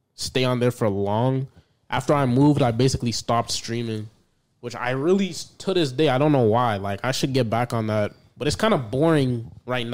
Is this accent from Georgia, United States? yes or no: no; Washington, District of Columbia, United States; I'm from D.C., Washington, D.C.